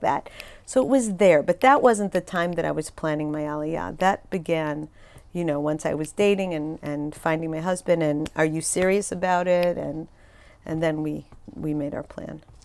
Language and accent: English; Chicago, Illinois, United States; moved away as an adult; also born or lived in Skokie, Illinois; now in Israel; I grew up in Chicago